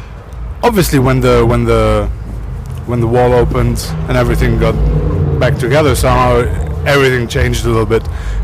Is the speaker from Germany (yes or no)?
yes; Germany; born there; Yes. I was born in Germany.